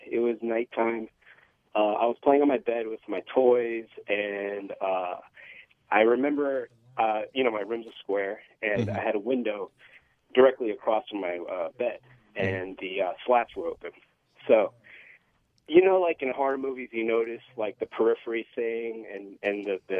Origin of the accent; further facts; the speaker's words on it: Monmouth County, New Jersey, United States; I grew up in Monmouth County, New Jersey.